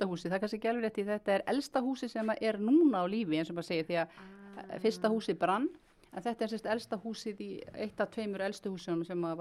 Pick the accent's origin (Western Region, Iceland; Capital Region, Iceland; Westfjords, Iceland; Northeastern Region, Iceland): Northeastern Region, Iceland; Kópasker; Já, ég fættu uppalinn hér á Kópskeri.